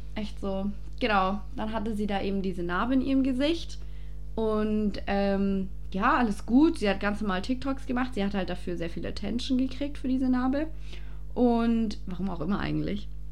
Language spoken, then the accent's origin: German; Passau, Bavaria, Germany; now in Ingolstadt, Germany